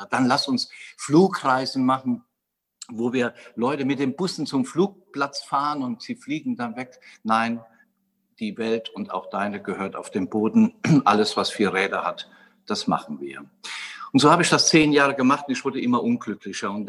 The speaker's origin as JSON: {"language": "German", "region": "Westerwald", "country": "Germany", "tie": "born or raised there", "said": "Und das Ganze begann eigentlich in meiner Heimat im Westerwald. Ich bin dort wohlbehütet aufgewachsen"}